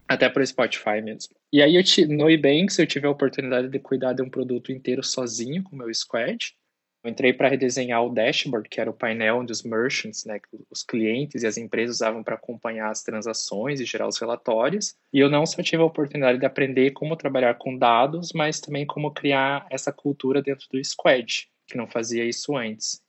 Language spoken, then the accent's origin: Portuguese; Guarapuava, Paraná, Brazil; moved away as an adult; also born or lived in Ireland; eu sou de Guarapuava, né, e eu estava morando em Guarapuava, no Paraná, naquela época